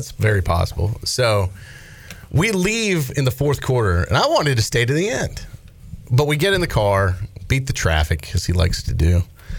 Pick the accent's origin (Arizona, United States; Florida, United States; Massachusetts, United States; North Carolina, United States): North Carolina, United States; Raleigh; I grew up in Raleigh going to high school there